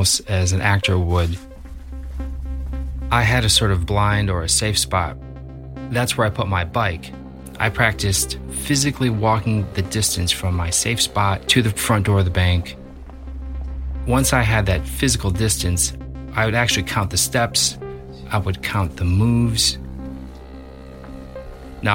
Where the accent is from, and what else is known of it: Libertyville, Illinois, United States; born or raised there